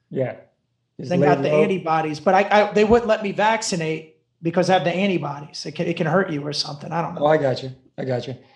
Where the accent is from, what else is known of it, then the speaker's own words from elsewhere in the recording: Owensboro, Kentucky, United States; also born or lived in Panama City Beach, Florida; now in California, United States; Owensboro, Kentucky. That's what it is. Kentucky.